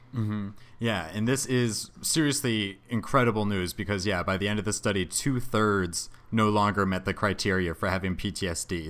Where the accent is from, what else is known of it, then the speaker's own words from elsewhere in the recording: Connecticut, United States; Hartford, Connecticut, which is my home state.